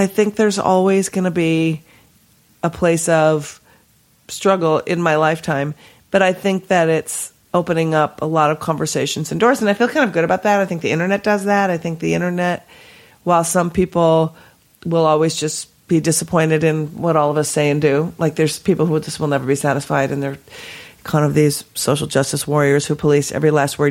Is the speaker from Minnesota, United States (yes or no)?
yes; Minnesota, United States; I was born and raised in Minnesota.